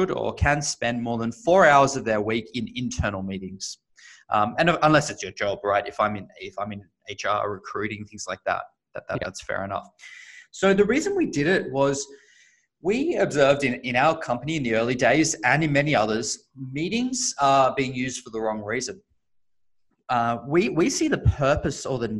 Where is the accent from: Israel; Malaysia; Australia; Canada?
Australia; now in San Francisco, United States; as you can probably hear, I am originally Australian, but based in the Bay Area, San Francisco today